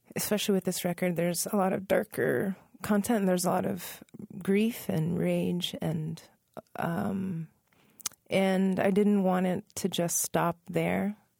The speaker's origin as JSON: {"language": "English", "region": "Northern Virginia", "country": "United States", "tie": "born or raised there", "said": "I was growing up in Northern Virginia"}